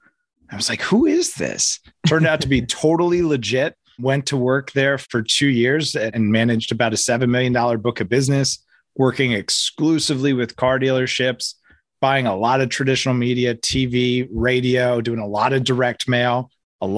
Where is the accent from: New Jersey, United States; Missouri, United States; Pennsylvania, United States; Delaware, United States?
New Jersey, United States; Hackettstown; It's also where I'm from.